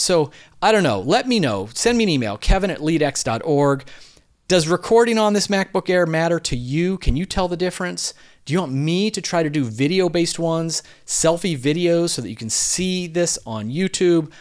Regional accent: Philadelphia, Pennsylvania, United States; I'm from Philadelphia

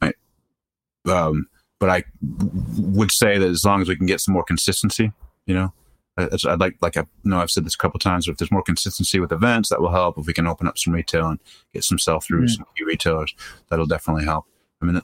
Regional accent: Boston, Massachusetts, United States; moved away; I grew up in Boston.

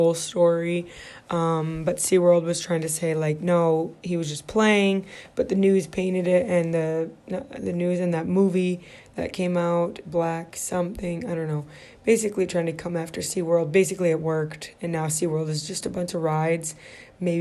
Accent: Midwest, United States; moved away as an adult; now in California, United States; I grew up in the Midwest. I pretty much lived in the Midwest my whole life, except when I lived abroad

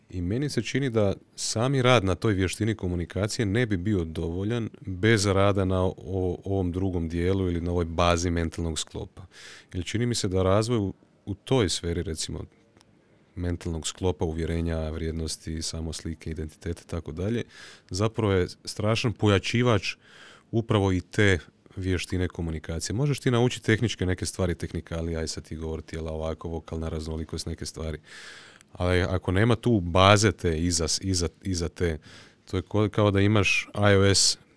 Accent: Osijek, Osijek-Baranja County, Croatia; Mene svi pitaju kao, pa šta ti si iz Osijeka?

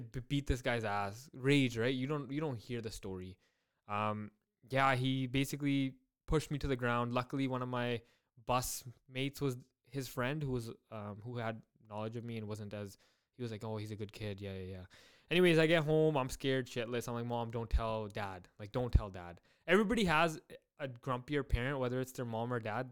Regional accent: Surrey, British Columbia, Canada; I grew up in Surrey born and raised

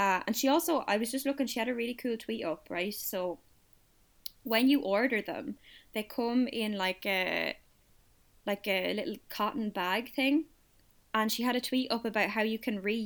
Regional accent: Kildare, Leinster, Ireland; I'm from Kildare. I'm landlocked

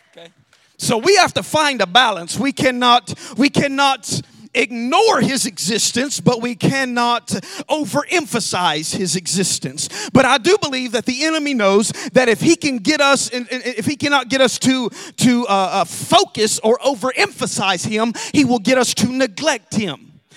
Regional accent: Alabama, United States; moved away; we love we love to grow food, our own food in Alabama. We lived in a really small town

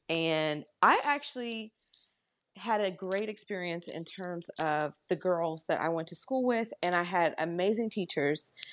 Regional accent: Dayton, Ohio, United States; moved away as an adult; now in Columbus, United States; I was born and raised in Dayton, Ohio, I moved to Columbus

